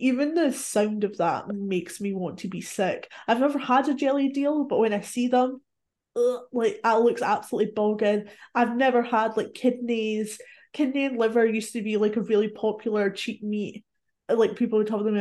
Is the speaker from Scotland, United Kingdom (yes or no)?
yes; Scotland, United Kingdom; I'm Scottish